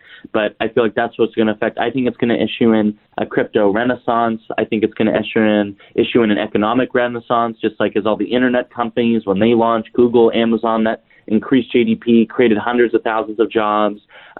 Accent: Idaho, United States; So that's actually, I'm from Idaho.

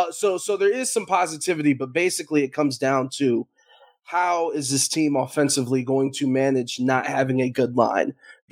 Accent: Cleveland, Ohio, United States; now in Las Vegas, United States; I'm from Cleveland, Ohio

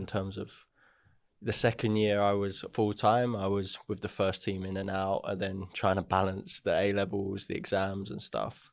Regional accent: Hertford, East of England, United Kingdom; also born or lived in Welwyn Garden City; I was born in Welling, grew up in, like, Hartford sort of area.

